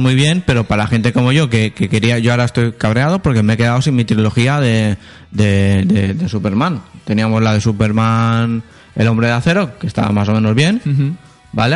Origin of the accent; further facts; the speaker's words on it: Spain; soy español